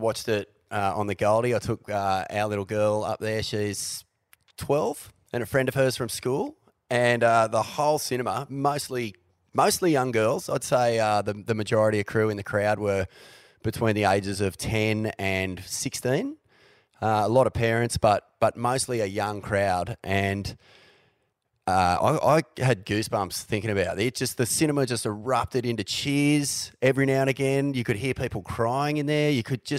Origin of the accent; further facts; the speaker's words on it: New Brighton, Canterbury, New Zealand; I grew up in New Brighton